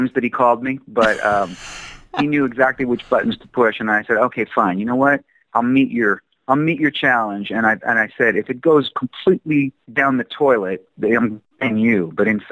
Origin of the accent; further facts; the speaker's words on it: Chicago, Illinois, United States; moved away as an adult; now in Malibu, United States; I'm from Chicago